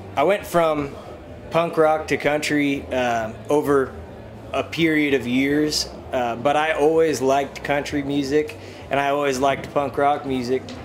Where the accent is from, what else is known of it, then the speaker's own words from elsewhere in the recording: California, United States; now in Texas, United States; I'm an American country music singer uh, from California and I live currently in Texas